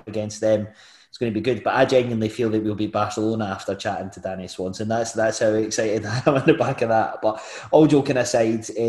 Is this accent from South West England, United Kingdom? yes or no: no; Glenrothes, Scotland, United Kingdom; I'm from Glenothis